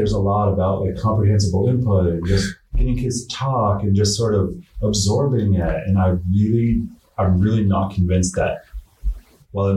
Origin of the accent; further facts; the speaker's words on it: Montpelier, Vermont, United States; I grew up in Montpellier